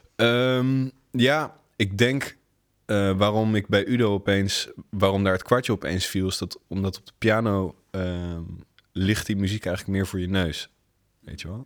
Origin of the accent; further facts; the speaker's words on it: The Hague, South Holland, Netherlands; moved away as an adult; now in Rotterdam, Netherlands; ik ben inderdaad geboren en getogen in Den Haag